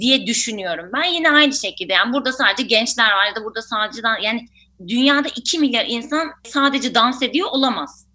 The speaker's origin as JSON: {"language": "Turkish", "region": "Ankara", "country": "Turkey", "said": "Tabii ki aslında Ankaralıyım"}